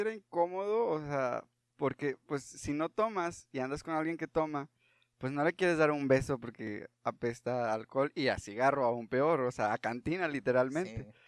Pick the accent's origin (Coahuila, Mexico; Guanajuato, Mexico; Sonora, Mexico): Coahuila, Mexico; Parras de la Fuente; soy de Parras